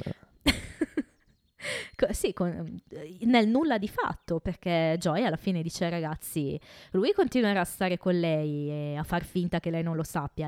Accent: Italy; quello con le origini del nostro bel paese

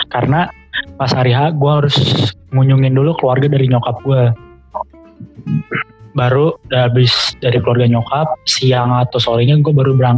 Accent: Central Java, Indonesia; gue mudik ya kampung gue ada di salah satu daerah di Jawa Tengah gue mudik itu naik mobil

